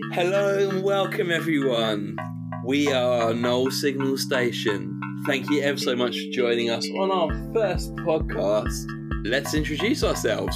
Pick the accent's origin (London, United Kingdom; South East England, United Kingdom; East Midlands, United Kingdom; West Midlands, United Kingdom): London, United Kingdom; moved away as an adult; now in Edinburgh, United Kingdom; I grew up in London